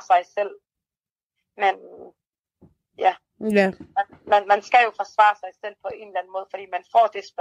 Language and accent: Danish; Denmark; når man er født og opvokset i Danmark.